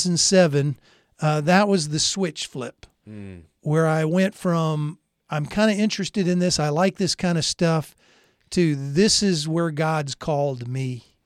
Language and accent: English; Germany; born there; growing up in a military family. I was born in Germany. We'd moved around to different places.